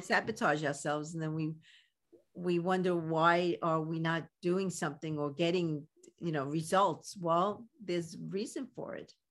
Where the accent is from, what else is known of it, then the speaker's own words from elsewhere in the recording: New York City, New York, United States; accent: Brooklyn; my Brooklyn accent